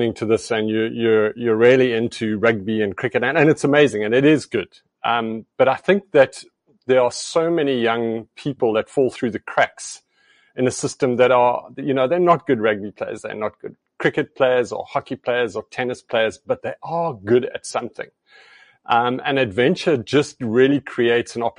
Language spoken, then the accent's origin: English; Namibia; now in East London, South Africa; I grew up in Southwest Africa, Namibia, and as a child, it was quite a fantastic place to spend your days as a young boy.